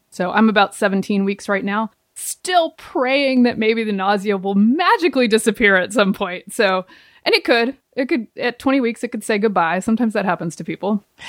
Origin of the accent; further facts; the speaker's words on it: the South, United States; moved away; I grew up in the South.